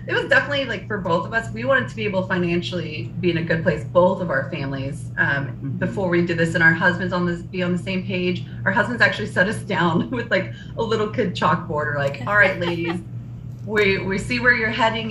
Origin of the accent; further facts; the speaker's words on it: El Dorado, Kansas, United States; we're both from El Dorado, Kansas